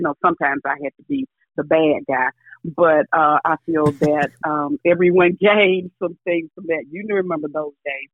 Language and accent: English; Ralph, Alabama, United States; I'm originally from Tuscaloosa County, a little small town called Ralph, Alabama. And my joke is, we didn't even have a traffic light. I think when I grew up, we probably didn't even have a caution light.